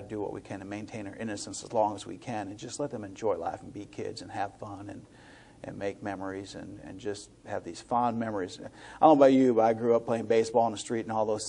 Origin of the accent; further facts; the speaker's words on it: Joliet, Illinois, United States; moved away; I grew up in Midwest, Illinois, Joliet, right outside Chicago